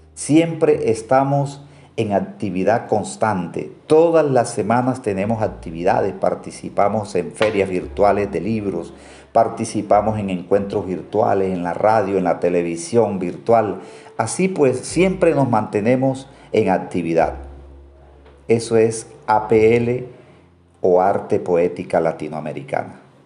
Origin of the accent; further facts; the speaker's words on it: Colombia; aquí en mi país, en Colombia.